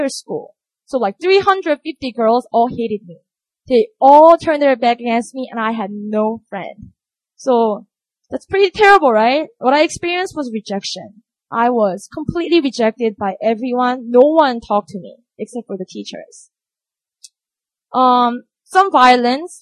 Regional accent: Busan, South Korea; moved away; I grew up in Busan

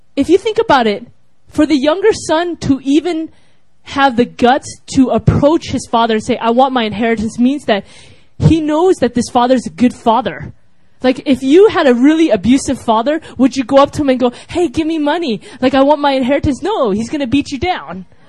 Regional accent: United States; I was from America

